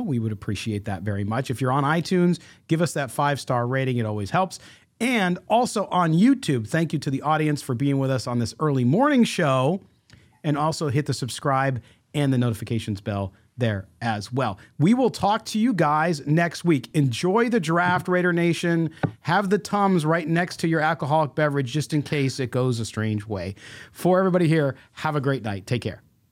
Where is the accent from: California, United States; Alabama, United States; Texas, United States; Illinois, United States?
Illinois, United States; Chicago; moved away; I'm originally from Chicago